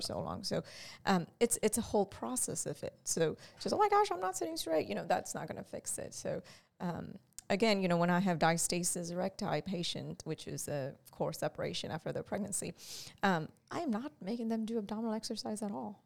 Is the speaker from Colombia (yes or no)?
no; India; moved away as an adult; I grew up in India